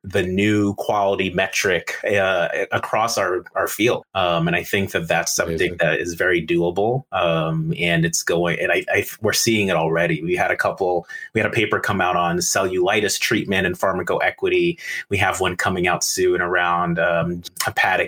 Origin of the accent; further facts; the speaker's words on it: New York, United States; as a New Yorker